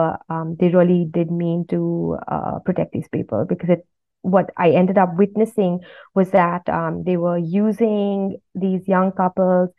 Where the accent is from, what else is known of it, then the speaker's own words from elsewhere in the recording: India; growing up in India, I had that sense that I was in a part of the world that was rising